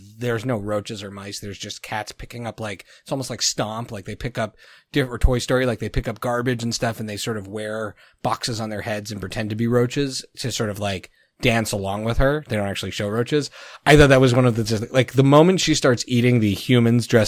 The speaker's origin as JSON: {"language": "English", "country": "Canada", "tie": "born or raised there", "said": "I grew up in Canada, so they force us to speak French"}